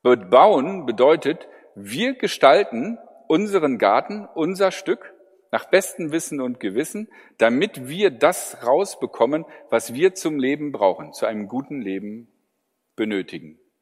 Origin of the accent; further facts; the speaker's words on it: Germany